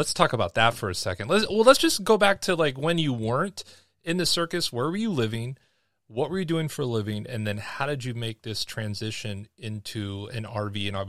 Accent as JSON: {"language": "English", "town": "Seattle", "region": "Washington", "country": "United States", "tie": "born or raised there", "also_born_or_lived": "Bellingham, Washington", "moved": "yes", "said": "I was born in Seattle, and my parents lived in Bellingham, and then we did all the little island hopping kind of stuff over there"}